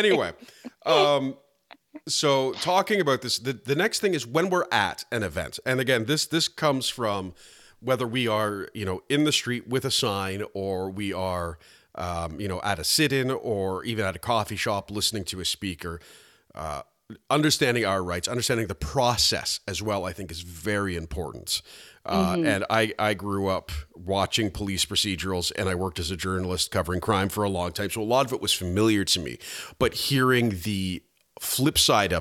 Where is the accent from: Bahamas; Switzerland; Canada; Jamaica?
Canada; I grew up in, as a Canadian citizen, in the suburbs of a Canadian city